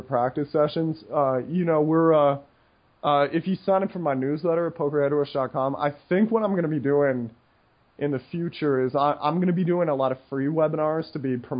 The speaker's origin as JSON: {"language": "English", "country": "United States", "said": "as an American"}